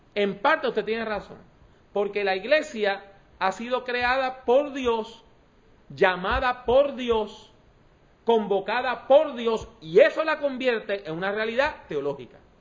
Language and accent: Spanish; Puerto Rico; yo soy puertorriqueño, caribeño